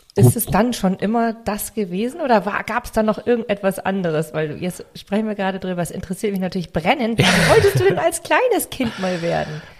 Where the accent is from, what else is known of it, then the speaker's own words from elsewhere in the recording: Northern Germany, Germany; accent: northern German; also born or lived in Hamburg; ich habe wirklich so diesen norddeutschen Akzent da drin